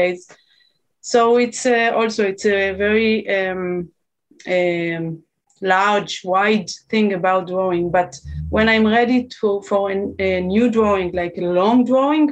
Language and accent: English; Israel; I'm from Israel